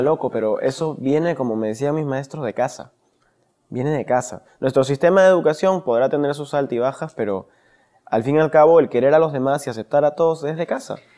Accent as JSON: {"language": "Spanish", "region": "Lima", "country": "Peru", "tie": "born or raised there", "said": "yo vengo de Pastaza, Breña"}